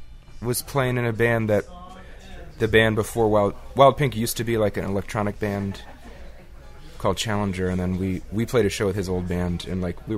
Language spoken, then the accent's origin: English; Brevard County, Central Florida, United States; now in New York, United States; Well, I'm from Florida.